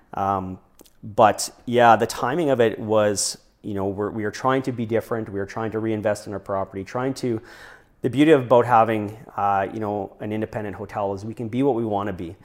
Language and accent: English; Regina, Saskatchewan, Canada; moved away as an adult; also born or lived in British Columbia; now in Prince George, Canada; born and raised in Regina